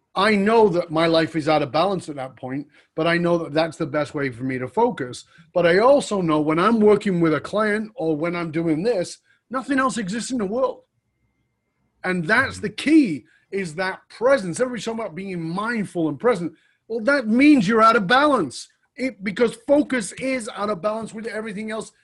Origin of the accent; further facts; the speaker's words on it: United Kingdom; I was born in Northern England